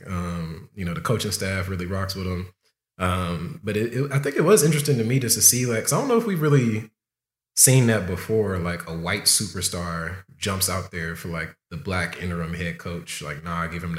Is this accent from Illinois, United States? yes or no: no; Compton, California, United States; I grew up a fan. I'm from Compton, ….